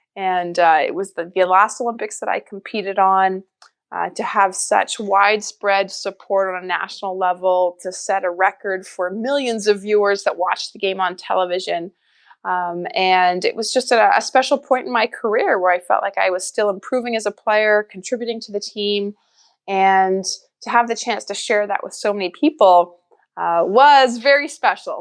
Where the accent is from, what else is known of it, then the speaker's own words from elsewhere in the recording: Winnipeg, Manitoba, Canada; I grew up in Winnipeg, Manitoba